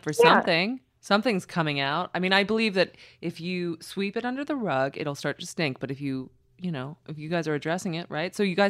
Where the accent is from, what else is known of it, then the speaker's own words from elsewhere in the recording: New York, United States; I grew up in New York.